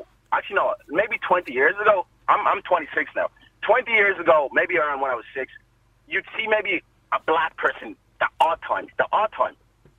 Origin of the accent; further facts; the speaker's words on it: Ireland; I'm of an African background myself, and my mum has lived in this country for about 35 years plus. So my mum is Irish. She's Irish herself. I'm Irish.